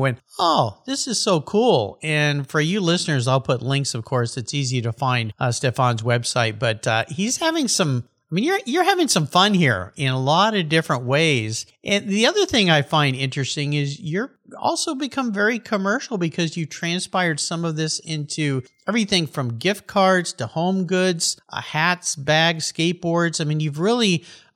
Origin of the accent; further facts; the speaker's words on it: Southern California, United States; growing up in Southern California and being a surfer when I was young